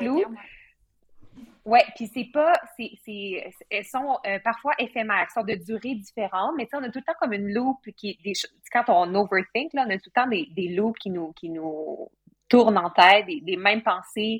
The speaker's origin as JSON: {"language": "French", "area": "Bas-Saint-Laurent", "region": "Quebec", "country": "Canada", "moved": "yes", "said": "je viens du Bas-Saint-Laurent"}